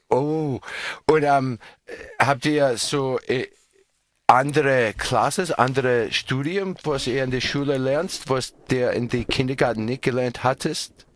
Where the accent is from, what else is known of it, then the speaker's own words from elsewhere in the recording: Australia; German is a second language; Bei uns in Australien